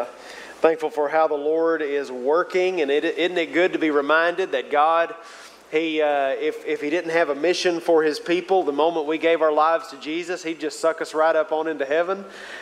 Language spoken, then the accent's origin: English; Mansfield, Arkansas, United States; I was born and raised down in the Mansfield area, which is further south of Jenny Lind, south of Greenwood down there.